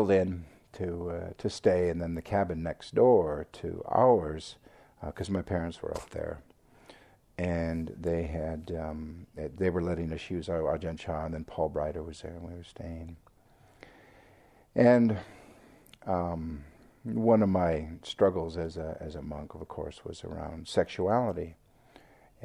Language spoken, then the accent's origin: English; Seattle, Washington, United States; accent: American; moved away as an adult; also born or lived in Thailand / England; where I grew up in Seattle.